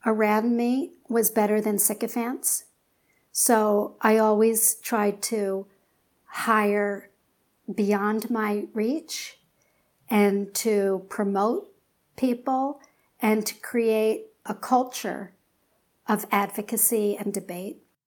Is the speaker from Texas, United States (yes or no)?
no; Philadelphia, Pennsylvania, United States; moved away; I'm from Philly